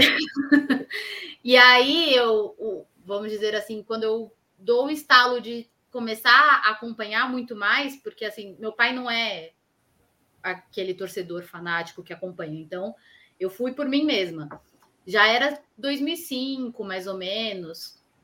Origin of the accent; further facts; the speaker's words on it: São Paulo, Brazil; eu eu sou daqui da Zona Oeste